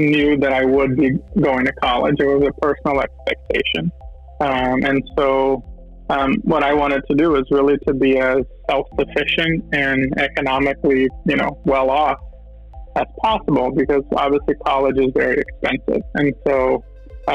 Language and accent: English; Tampa, Florida, United States; moved away as an adult; also born or lived in Brazil / Washington, D.C. / Idaho; now in New York, United States; I was born in Brazil and kind of grew up there until I was 9 years old. And then my family moved to Tampa, Florida, and that's kind of where I grew up from that point on.